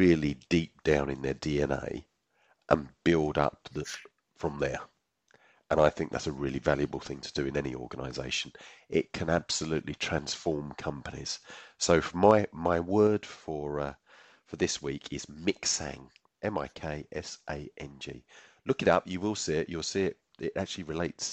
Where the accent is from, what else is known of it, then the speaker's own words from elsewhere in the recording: United Kingdom; I'm British